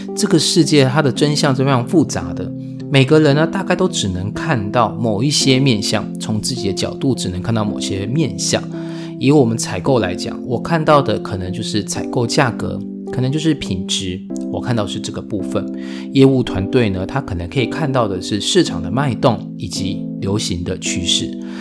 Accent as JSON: {"language": "Chinese", "country": "Taiwan", "said": "我们台湾人"}